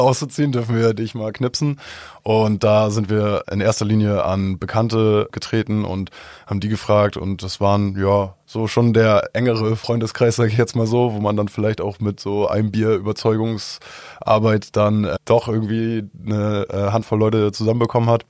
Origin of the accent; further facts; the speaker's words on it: Albersdorf, Schleswig-Holstein, Germany; ich komme ursprünglich aus Albersdorf